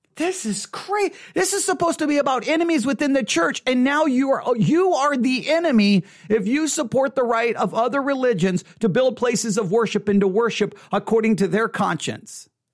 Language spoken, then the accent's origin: English; United States; as an American